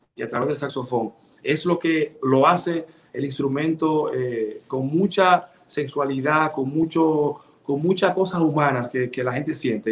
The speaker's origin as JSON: {"language": "Spanish", "town": "Sabaneta", "region": "Santiago Rodríguez", "country": "Dominican Republic", "tie": "born or raised there", "moved": "yes", "lives_now": "Santiago de los Caballeros, Dominican Republic", "said": "soy de Santiago Rodríguez, Sabaneta, orgullosamente"}